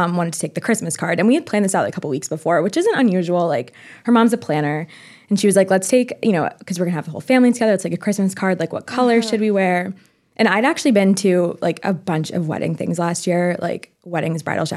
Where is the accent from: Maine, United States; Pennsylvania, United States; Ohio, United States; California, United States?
Maine, United States; moved away; I'm from Maine originally, and my family still lives there